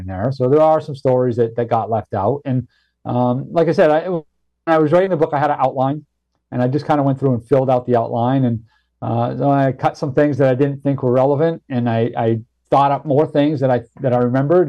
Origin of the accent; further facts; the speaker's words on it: Maine, United States; moved away; also born or lived in Boston; where I grew up in Maine and what technology I had available to me and how I sort of made the journey from rural backwoods dirt farming Maine